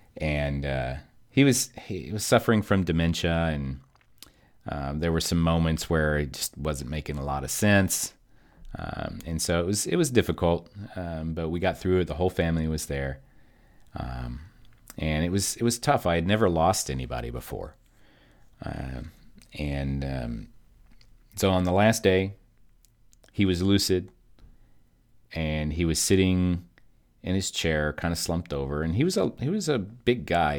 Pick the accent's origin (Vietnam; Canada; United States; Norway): United States; Kentucky; now in Texas, United States; my mom and I, um, we're from Kentucky, but we live in Texas